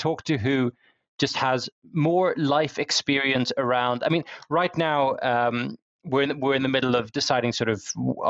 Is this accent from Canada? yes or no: no; Netherlands; now in London, United Kingdom; when I was growing up in the Netherlands